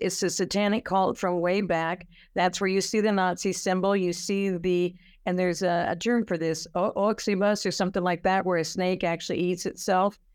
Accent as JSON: {"language": "English", "region": "California", "country": "United States", "said": "I'm from California"}